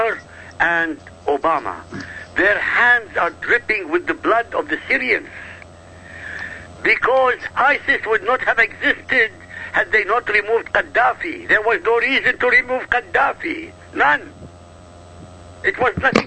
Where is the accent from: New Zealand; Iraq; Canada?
Iraq; moved away; I come from Iraq. I come from an Arab country. This is my heritage.